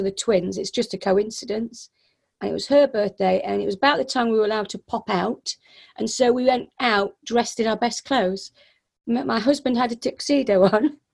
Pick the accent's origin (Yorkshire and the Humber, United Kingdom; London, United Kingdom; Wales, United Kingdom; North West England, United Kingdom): Yorkshire and the Humber, United Kingdom; I'm from Yorkshire